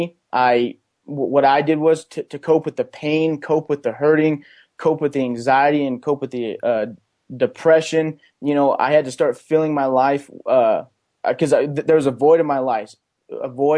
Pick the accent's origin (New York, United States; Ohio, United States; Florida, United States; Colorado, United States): Colorado, United States; Pueblo; I grew up in Pueblo, Colorado. I went to Pueblo County High School